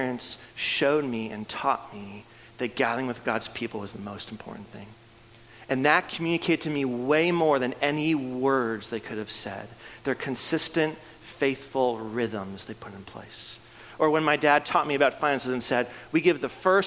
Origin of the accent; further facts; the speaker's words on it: Canada; moved away; I'm from Canada, and so I grew up playing hockey